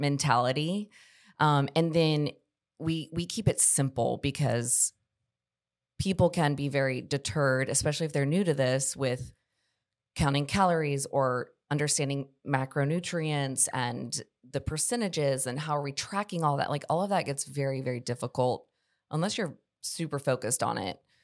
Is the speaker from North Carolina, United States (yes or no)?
yes; Charlotte, North Carolina, United States; moved away as an adult; now in Columbia, United States; I grew up in Charlotte, North Carolina